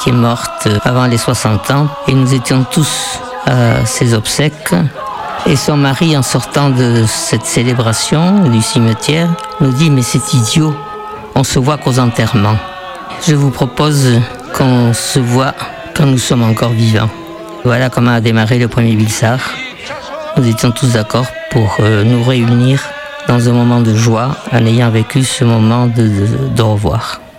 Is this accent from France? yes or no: yes; France; also born or lived in Argentina; Je suis née en Argentine. Mes parents étaient des Pays Basque français. Nous sommes euh, rentrés en France avec mes frères et sœurs. J'avais 10 ans quand je suis rentré.